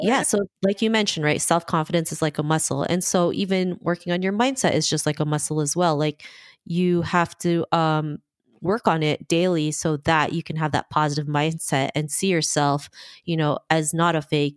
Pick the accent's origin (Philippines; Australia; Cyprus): Philippines; I was born in the Philippines. Um, you know, I have a big family in the Philippines, and, you know, I grew up in two different cultures